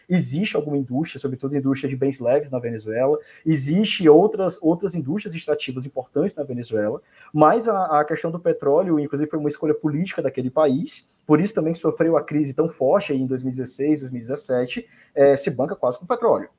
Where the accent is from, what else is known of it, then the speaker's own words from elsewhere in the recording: Fortaleza, Ceará, Brazil; also born or lived in São Paulo; now in Rio de Janeiro, Brazil; eu sou de Fortaleza, tá bom? Fortaleza, Ceará